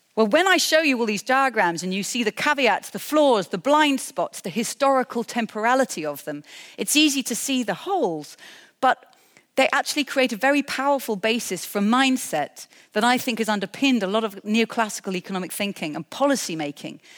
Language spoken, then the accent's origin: English; United Kingdom; I'm a British person